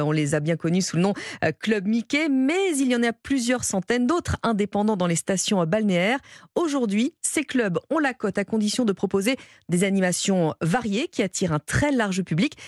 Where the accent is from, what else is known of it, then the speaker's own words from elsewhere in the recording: Essonne, Île-de-France, France; on vient de l'Essonne